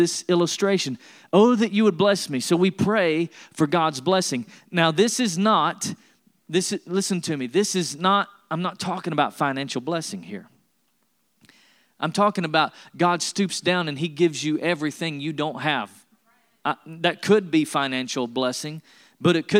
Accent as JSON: {"language": "English", "region": "East Tennessee", "country": "United States", "tie": "born or raised there", "said": "I was born in Tennessee and raised in East Tennessee. I was raised in the foothills of the Smoky Mountains."}